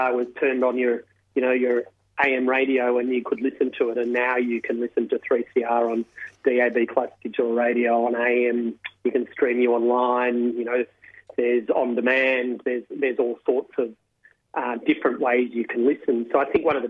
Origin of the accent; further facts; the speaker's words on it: Melbourne, Victoria, Australia; I grew up in Melbourne